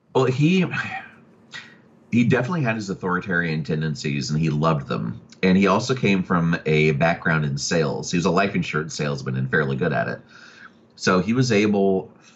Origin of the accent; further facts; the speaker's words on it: Oklahoma City, Oklahoma, United States; also born or lived in Atlanta, Georgia; I was born in Atlanta, Georgia, and raised primarily in Oklahoma City